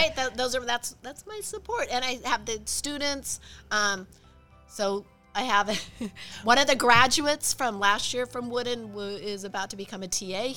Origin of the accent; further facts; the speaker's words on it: Idaho, United States; moved away as an adult; also born or lived in Walla Walla, Washington / Arizona; I was born in Idaho, went to college in Washington, moved to Arizona